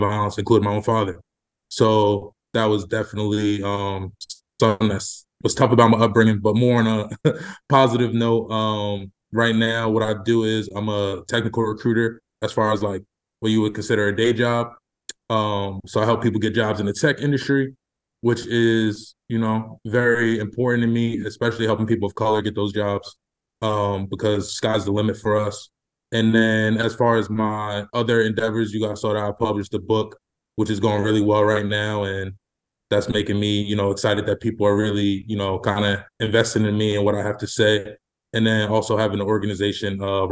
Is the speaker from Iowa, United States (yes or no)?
no; Babylon, New York, United States; I'm from Babylon, New York, which is about like 45 minutes outside the city